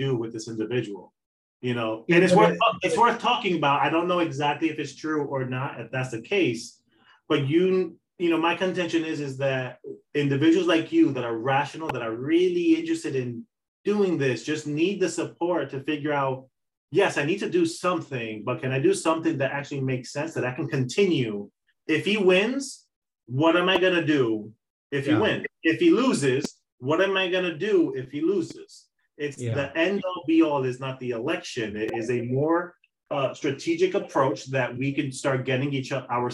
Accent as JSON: {"language": "English", "country": "Dominican Republic", "moved": "yes", "lives_now": "United States", "said": "me being a Dominican man"}